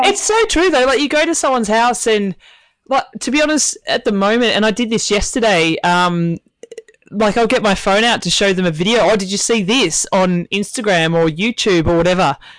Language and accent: English; Tasmania, Australia; moved away as an adult; I moved away from Tasmania when I was 21